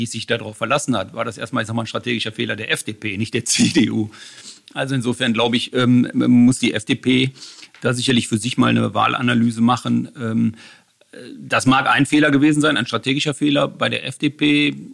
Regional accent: Bonn, North Rhine-Westphalia, Germany; mit Freundschaften bin ich in Bonn groß geworden. Ich fühle mich in Bonn heimisch und in Bonn verwurzelt aber ein Stück weit auch noch in Düsseldorf heimisch.

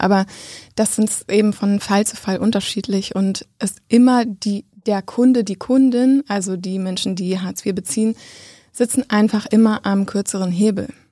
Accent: Bochum, North Rhine-Westphalia, Germany; moved away as an adult; also born or lived in Witten / Frankfurt (Oder); now in Berlin, Germany; ich komme äh, aus dem Ruhrgebiet. Ich bin in Bochum und Witten aufgewachsen

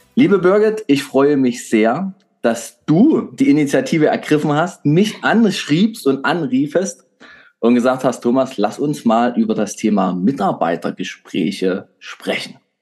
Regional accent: Saxony, Germany; als Sachse

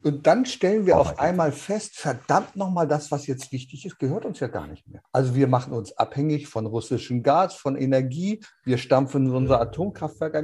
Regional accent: Germany

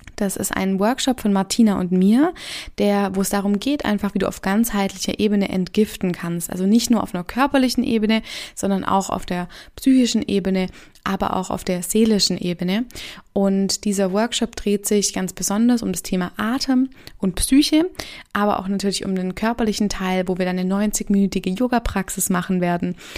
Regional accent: Stuttgart, Baden-Württemberg, Germany; ich komme aus Stuttgart

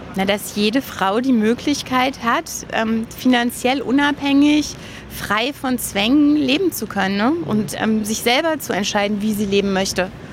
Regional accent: Berlin, Germany; ich bin in Berlin geboren, groß geworden

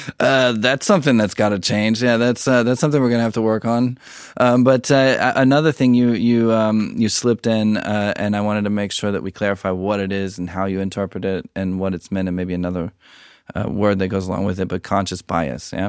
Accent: United States; being American

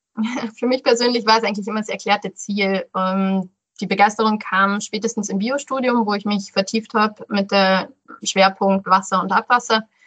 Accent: Rosenheim, Bavaria, Germany; also born or lived in Allgäu / Landshut; Ich bin in Rosenheim aufgewachsen

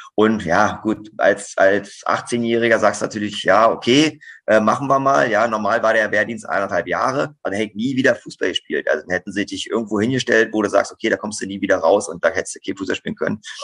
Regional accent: Fernneuendorf, Brandenburg, Germany; also born or lived in Zossen; now in Wolfsburg, Germany; Zossen ist meine Geburtsstadt, richtig. Ja, aber groß geworden bin ich in Fernneuendorf

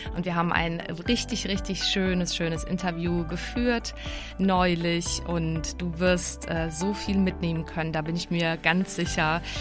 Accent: Prague, Czechia; accent: Czech; German is a second language; moved away; also born or lived in Baden-Württemberg, Germany; Ich bin ja aus Prag eben, aber ich hab, äh, dann, äh, ich war so froh, dass ich überhaupt Deutsch gelernt hab

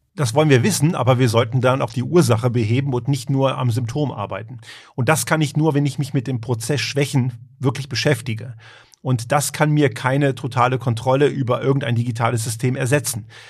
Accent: Germany; moved away as an adult; also born or lived in Croatia (parents) / Göttingen; now in Tyrol, Austria; Ich bin ja eigentlich aus Kroatien, also meine Eltern ich bin in Deutschland eben aufgewachsen

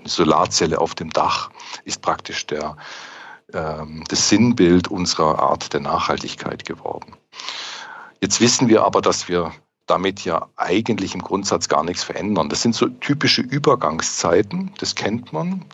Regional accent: near the Swiss border, Baden-Württemberg, Germany; now in Stuttgart, Germany; Ich bin hier auch ein Zugereister, ähm, komme aber aus dem Süddeutschen. Ich bin Badener ganz unten

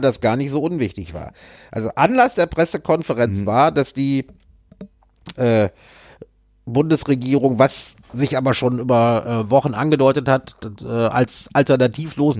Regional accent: Düsseldorf, North Rhine-Westphalia, Germany; meiner Heimatstadt Düsseldorf

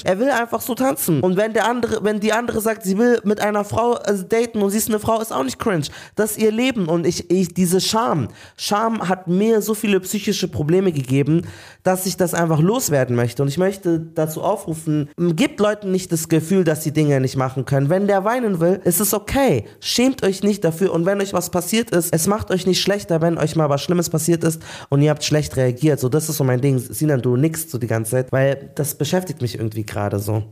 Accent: Munich, Bavaria, Germany; Ich habe noch zu Hause gewohnt, in München auch, wir sind alle aus München

